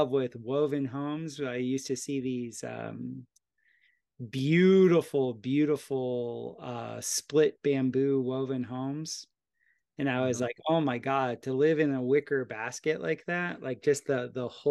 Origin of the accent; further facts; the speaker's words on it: Florida, United States; moved away; also born or lived in Costa Rica; where I grew up in Florida, there's lots of hurricanes.